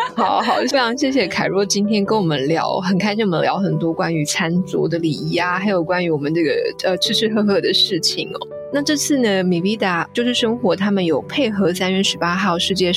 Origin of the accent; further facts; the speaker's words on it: Taiwan; 我们台湾人